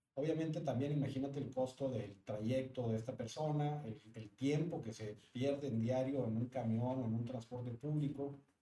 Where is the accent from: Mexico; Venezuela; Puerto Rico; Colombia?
Mexico; Monterrey, Nuevo León